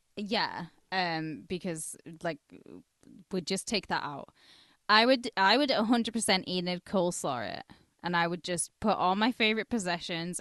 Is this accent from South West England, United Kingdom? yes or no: no; twenty minutes from Carlisle, North West England, United Kingdom; I'm from twenty minutes down the road, and people in Carlisle know I'm not from Carlisle.